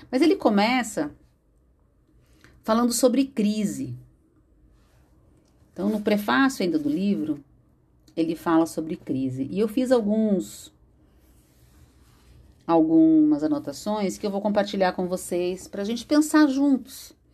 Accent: São Paulo, Brazil; born there; Morava em São Paulo, nasci em São Paulo

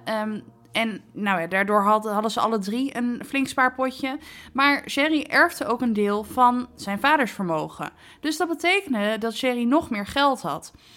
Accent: Netherlands

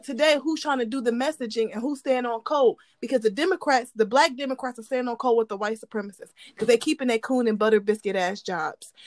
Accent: Ohio, United States; I'm from Ohio

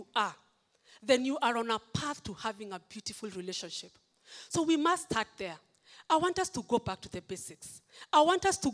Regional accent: Kenya; I am a Kenyan. I'm proud to be

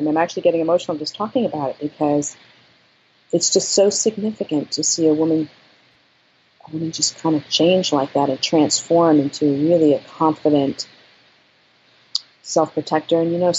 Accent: New York, United States; I mean, I came from New York. I came from an art background.

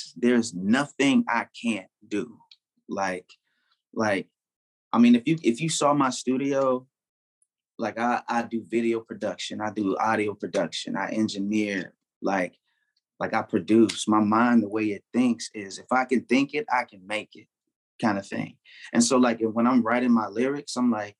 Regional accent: Chicago, Illinois, United States; also born or lived in Memphis / Atlanta; now in Phoenix, United States; I grew up in Chicago, but at the same time, like, I lived in Memphis as well. You know what I'm saying? I lived in ATL as well. I'm in Phoenix now.

